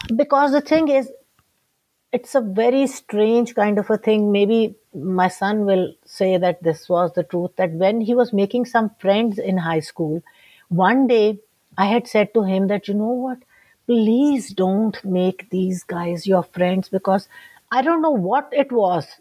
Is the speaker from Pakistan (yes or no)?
yes; Lahore, Punjab, Pakistan; I'm from Lahore, Pakistan.